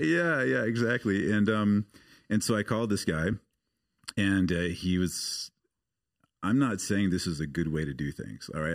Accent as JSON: {"language": "English", "town": "Portland", "region": "Oregon", "country": "United States", "tie": "born or raised there", "moved": "yes", "said": "I grew up in the States. I grew up outside of Portland, Oregon."}